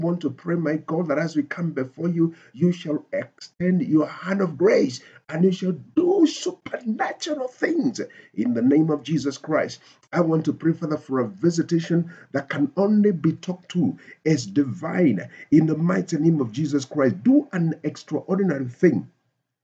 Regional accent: Nairobi, Kenya; I come from Nairobi, Kenya.

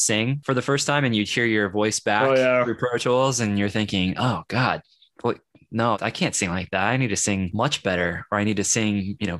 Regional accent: Kansas City, United States; now in Lawrence, Kansas, United States; I'm actually in Kansas. So I'm from Kansas City

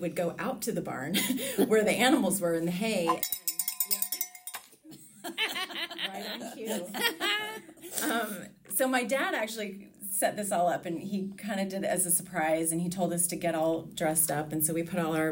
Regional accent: Alaska, United States; moved away as an adult; now in Richmond, United States; I think back on my childhood and the longer that I'm away from Alaska

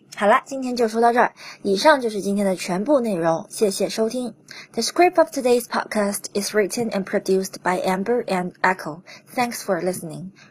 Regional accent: China; 我们中国人总是喜欢把各种节日都过成情人节

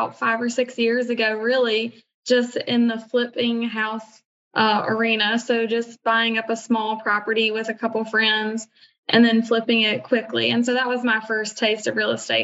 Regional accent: Virginia, United States; now in Charleston, United States; I was originally from Virginia

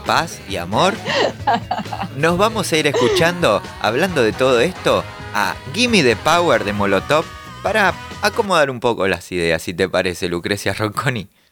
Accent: Caseros, Buenos Aires Province, Argentina; yo soy de Caseros, zona oeste

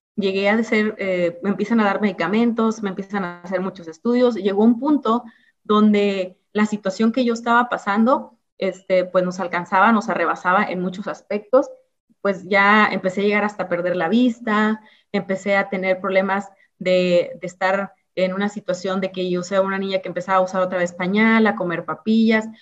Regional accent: Ciudad Victoria, Tamaulipas, Mexico; yo crecí en Ciudad Victoria, en Tamaulipas. Nací en un lugar que se llama Ciudad Mante, pero realmente desde muy bebé me llevaron a Ciudad Victoria, Tamaulipas

